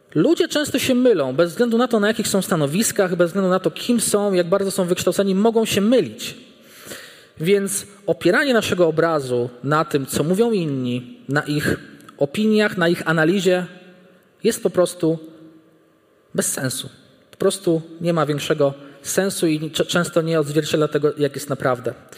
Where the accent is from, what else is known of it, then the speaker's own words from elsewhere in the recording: small village near Bartoszyce, Warmian-Masurian Voivodeship, Poland; moved away as an adult; Ja pochodzę z bardzo małej miejscowości, która leży nieopodal Bartoszyc.